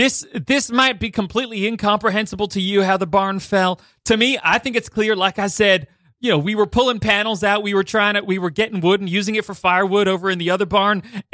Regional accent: Atlanta, Georgia, United States; Atlanta, Georgia.

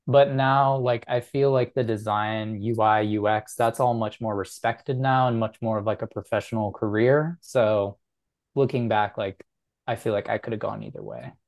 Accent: Chicago, Illinois, United States; I grew up in the Chicago area

